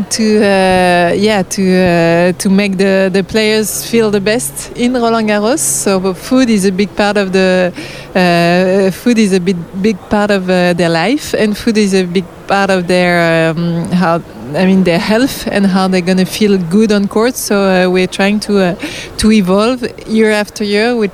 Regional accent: London, United Kingdom; Are you, are you English? Yeah, well, yes, we are from London.

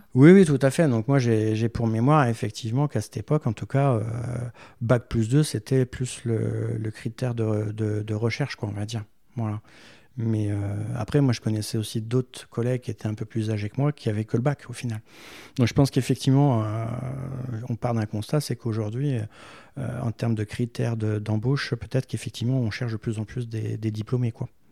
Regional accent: Méru, Hauts-de-France, France; also born or lived in Versailles; très jeune, à l'âge de cinq ans, euh, j'ai été, euh, dans l'Oise à Meru. Euh, donc mes parents avaient fait le choix d'aller, euh, euh, à la campagne, euh, faire construire une maison.

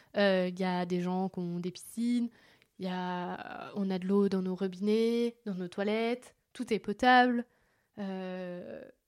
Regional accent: France; chez nous en France

